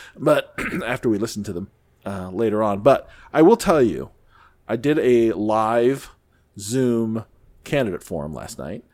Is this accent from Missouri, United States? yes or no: yes; near St. Louis, Missouri, United States; I lived, I grew up near Saint Louis